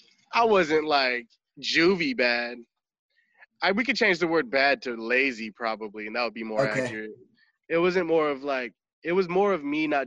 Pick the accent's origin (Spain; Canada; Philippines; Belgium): Philippines; I'm Filipino, so if you have a little bit of rhythm in the Filipino family, they call you out every party